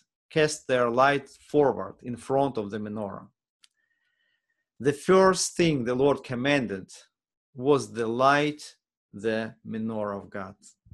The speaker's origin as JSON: {"language": "English", "country": "Ukraine", "second_language": "English", "moved": "yes", "lives_now": "United States", "said": "because we came from Ukraine, it's already almost 6 years ago, gives me empathy."}